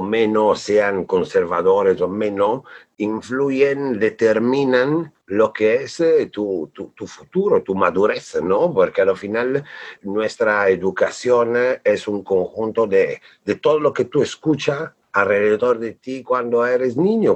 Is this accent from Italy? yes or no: yes; Bolzano, Trentino-Alto Adige, Italy; Spanish is a second language; now in Mexico; yo nací en Italia, en un pueblo de las montañas del norte que se llama Bolzano